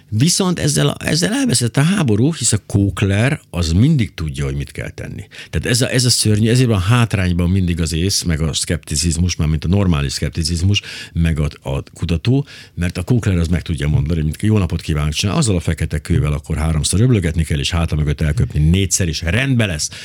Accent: Miskolc, Borsod-Abaúj-Zemplén, Hungary; én Miskolcon nőttem fel

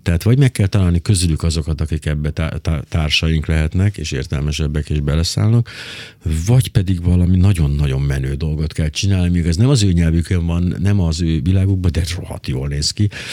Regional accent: Miskolc, Borsod-Abaúj-Zemplén, Hungary; én Miskolcon nőttem fel

